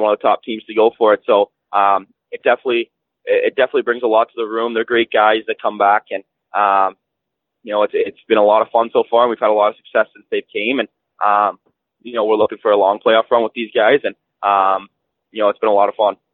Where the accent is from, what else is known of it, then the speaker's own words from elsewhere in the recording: Whitby, Ontario, Canada; I'm from Whitby, Ontario. Um, it's a smaller town just east of Toronto